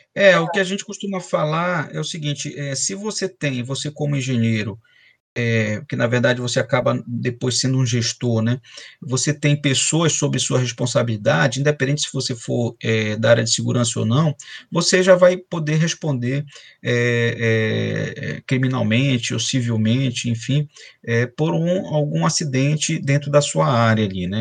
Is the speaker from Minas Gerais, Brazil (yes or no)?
no; Belém, Pará, Brazil; moved away as an adult; also born or lived in Macapá / São Luís / Rio de Janeiro / São Paulo; now in Espírito Santo, Brazil; eu sou paraense, né, eu sou de Belém do Pará, é, é, estou fora de Belém tem 20 anos